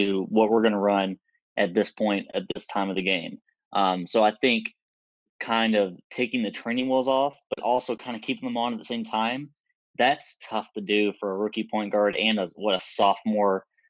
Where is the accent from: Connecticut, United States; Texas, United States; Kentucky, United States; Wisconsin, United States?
Kentucky, United States; here in my home state, Kentucky.